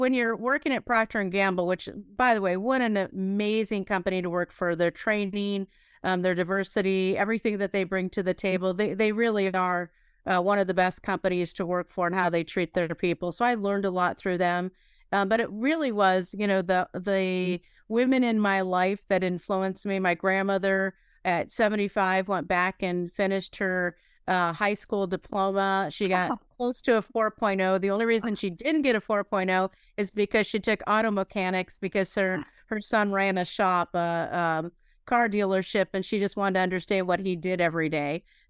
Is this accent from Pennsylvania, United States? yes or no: yes; Pennsylvania, United States; And the rest of my life, I grew up in Pennsylvania, northwestern Pennsylvania.